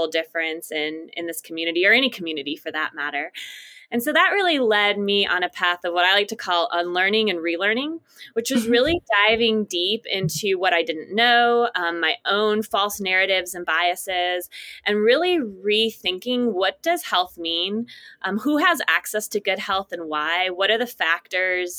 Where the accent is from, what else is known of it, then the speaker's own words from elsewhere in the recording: Midwest, United States; my hometown community in the Midwest